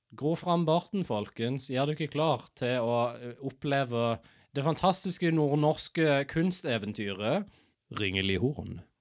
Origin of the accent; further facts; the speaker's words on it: Norway; Jeg er nordmann